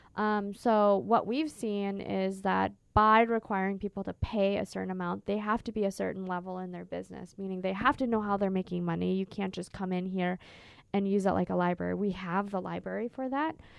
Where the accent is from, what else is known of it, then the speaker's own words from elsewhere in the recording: Minnesota, United States; also born or lived in California; now in Phoenix, United States; I'm originally from Minnesota, which is very green and lush